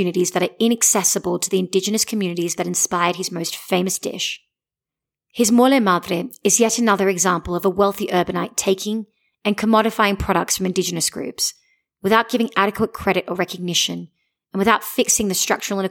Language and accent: English; Australia; I'm from Australia